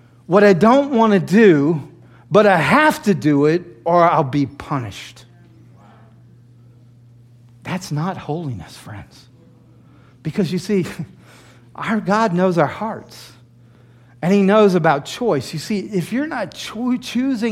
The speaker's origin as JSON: {"language": "English", "region": "the South", "country": "United States", "tie": "born or raised there", "moved": "as an adult", "lives_now": "New York, United States", "said": "Growing up in the South"}